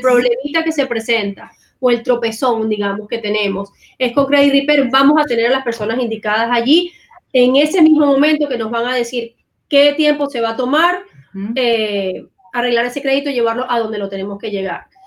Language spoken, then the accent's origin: Spanish; Venezuela; moved away as an adult; now in United States; Yo particularmente vengo de Venezuela, tengo ya 20 años viviendo aquí en Estados Unidos